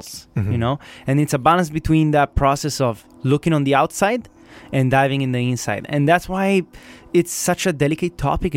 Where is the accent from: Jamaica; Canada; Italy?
Italy; I'm from Italy